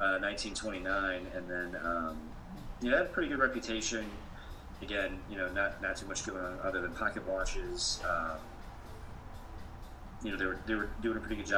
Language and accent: English; Mishawaka, Indiana, United States; my hometown of Mishawaka